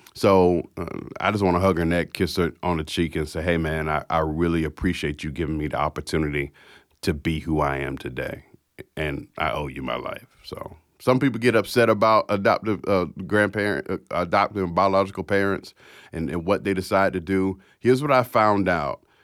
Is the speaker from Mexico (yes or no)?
no; Jacksonville, Florida, United States; I was born to an, uh, sixteen-year-old mother that flew from Philadelphia, Pennsylvania to Jacksonville, Florida to have me